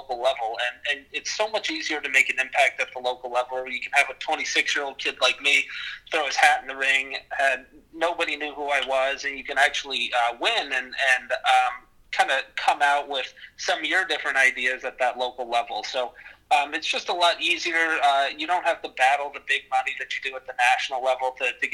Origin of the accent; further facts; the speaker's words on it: Libby, Montana, United States; now in Missoula, United States; I grew up in Libby, Montana